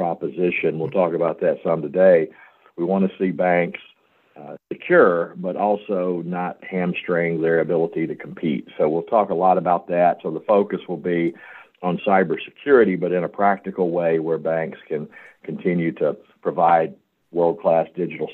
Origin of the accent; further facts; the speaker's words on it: Memphis, Tennessee, United States; also born or lived in St. Louis; I'm from Memphis, home of the blues, birthplace of rock and roll